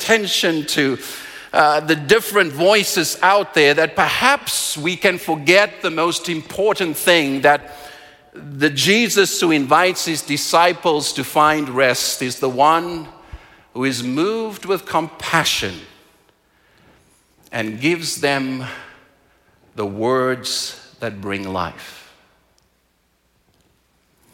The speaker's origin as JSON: {"language": "English", "country": "South Africa", "tie": "born or raised there", "moved": "yes", "lives_now": "Calgary, Canada", "said": "I am from South Africa, and in South Africa, the place that I was raised, hunger is very visible."}